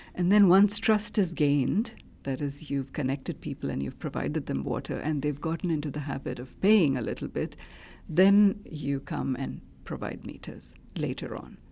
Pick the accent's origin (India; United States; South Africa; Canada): India; moved away; I grew up in India in a middle class household